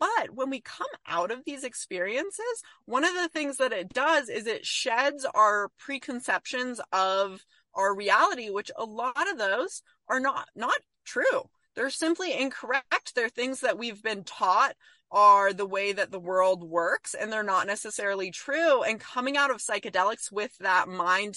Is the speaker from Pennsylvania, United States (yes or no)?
no; California, United States; I grew up in California in an environment where we were very liberal